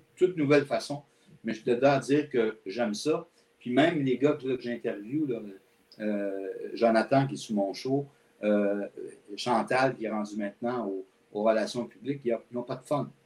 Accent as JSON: {"language": "French", "town": "L'Assomption", "region": "Quebec", "country": "Canada", "tie": "born or raised there", "also_born_or_lived": "Montreal", "moved": "as an adult", "said": "je suis né à Montréal, mais mes parents ont déménagé quand j'avais seulement deux ans dans la région de la Nodière, donc à l'Assomption."}